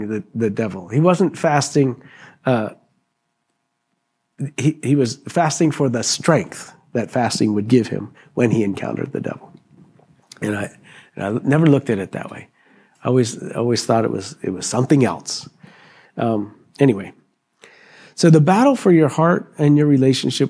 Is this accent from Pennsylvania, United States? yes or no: yes; Pennsylvania, United States; I was raised in Pennsylvania